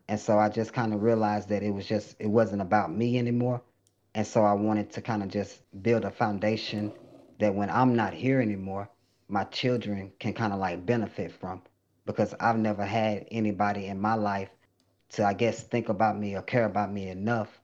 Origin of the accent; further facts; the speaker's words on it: Lufkin, Texas, United States; also born or lived in Webster, Texas; I was fresh from Lufkin, country boy in the city